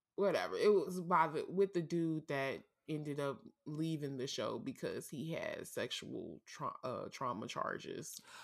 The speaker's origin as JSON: {"language": "English", "town": "St. Louis", "region": "Missouri", "country": "United States", "tie": "born or raised there"}